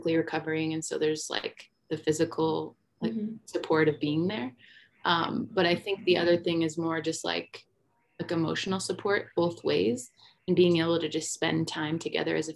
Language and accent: English; Michigan, United States; moved away as an adult; now in Denver, United States; we were both born and raised in Michigan